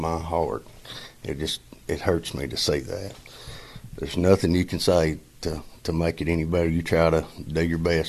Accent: Pippintown, Tennessee, United States; I grew up in Pippintown, what they call Pippintown, the Pippin community

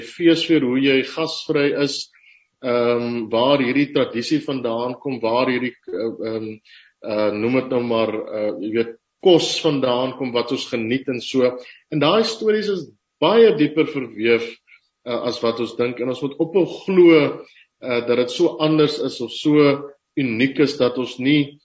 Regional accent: Upington, Northern Cape, South Africa; Ek is op Appington gebore

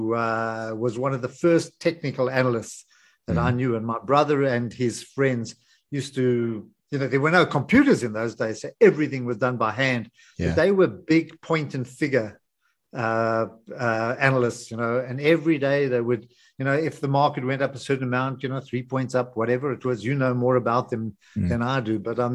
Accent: Johannesburg, Gauteng, South Africa; I grew up in Greenside

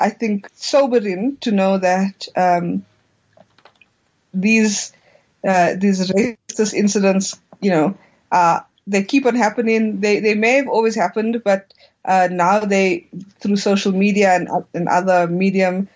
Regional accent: South Africa

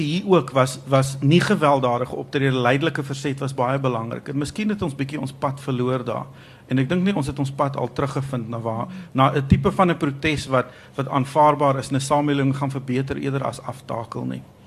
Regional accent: South Africa

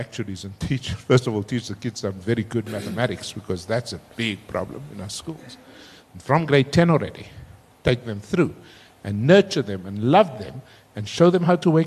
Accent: Cape Town, Western Cape, South Africa; I was still growing up in Cape Town

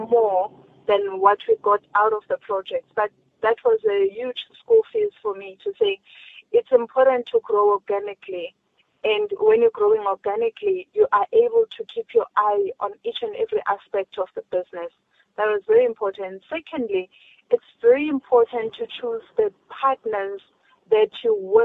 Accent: South Africa; as a South African, as a black child

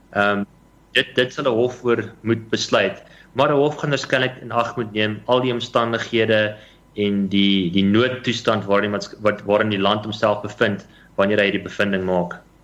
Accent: South Africa

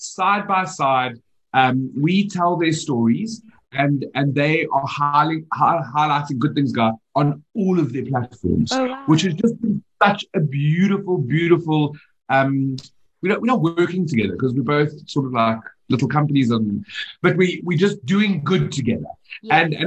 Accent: Johannesburg, Gauteng, South Africa

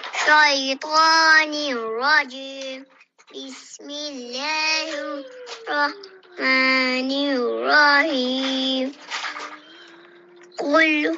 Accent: Zambia; I'm from Kampala, Zambia

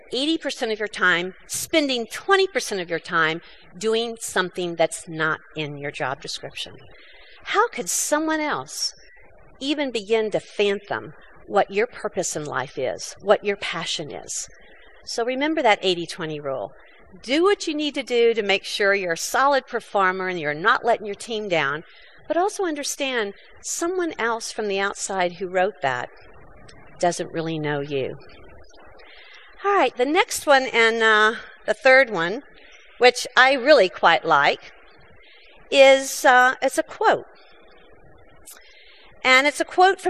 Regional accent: United States; I'm an American.

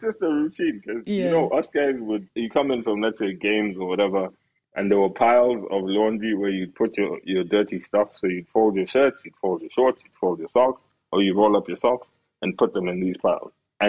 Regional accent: Uganda; also born or lived in Kenya; Yeah, I was born in Kenya. And we actually moved to Uganda in the early 90s. I'm half Ugandan, half Kenyan.

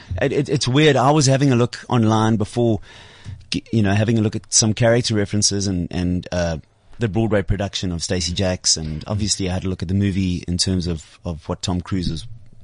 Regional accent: Durban, KwaZulu-Natal, South Africa; Yeah. I'm from Durban, man.

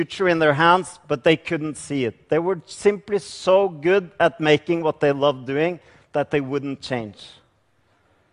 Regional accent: Norway; I come from Norway

